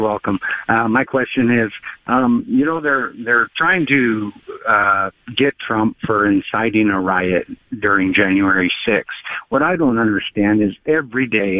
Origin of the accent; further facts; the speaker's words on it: Wisconsin, United States; Wisconsin is my hometown